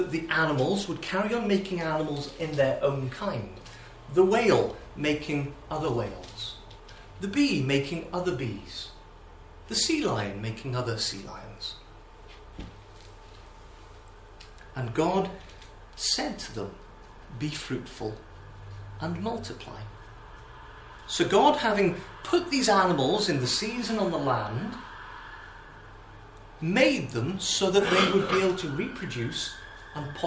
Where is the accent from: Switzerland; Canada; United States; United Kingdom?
United Kingdom; Wales; as a Welshman